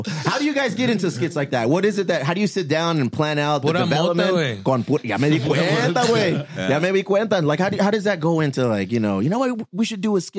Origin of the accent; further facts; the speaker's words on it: San Diego, California, United States; I'm from here. I'm from San Diego, Mexican-American. My parents, Guadalajara and in Mexicali, so I'm like, we're the first ones here.